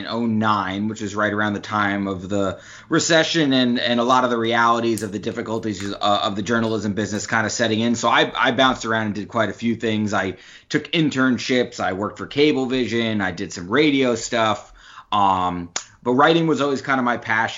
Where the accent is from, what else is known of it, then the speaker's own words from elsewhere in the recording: New Rochelle, New York, United States; I grew up in Westchester County, not too far from the city, New Rochelle, New York, to be exact.